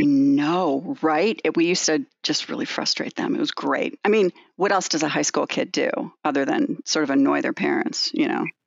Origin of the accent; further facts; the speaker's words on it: Evanston, Illinois, United States; I grew up near the Skokie area in Evanston.